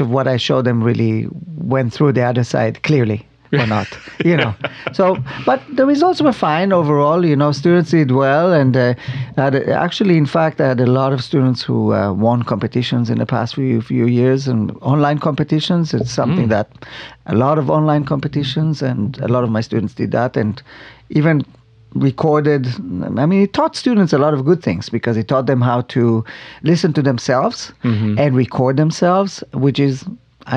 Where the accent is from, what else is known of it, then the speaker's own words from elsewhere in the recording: Israel; now in Arizona, United States; Not far from Tel Aviv. Mm-hmm. I grew up on a farm